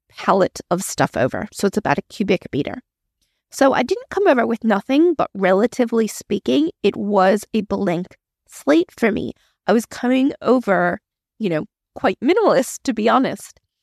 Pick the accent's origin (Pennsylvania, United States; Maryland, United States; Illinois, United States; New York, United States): Maryland, United States; moved away as an adult; now in Australia; I originally grew up in the States. I am originally from Maryland, but I moved to Australia when I was in my early twenties.